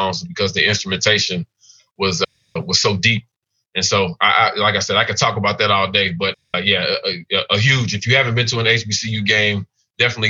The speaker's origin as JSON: {"language": "English", "town": "Nashville", "region": "Tennessee", "country": "United States", "tie": "born or raised there", "also_born_or_lived": "Atlanta", "moved": "as an adult", "said": "growing up in Nashville"}